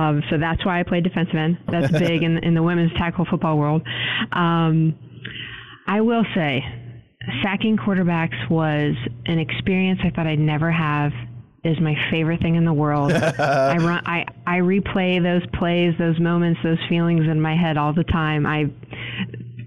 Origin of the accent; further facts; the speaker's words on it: Pittsburgh, Pennsylvania, United States; I'm born and raised in Pittsburgh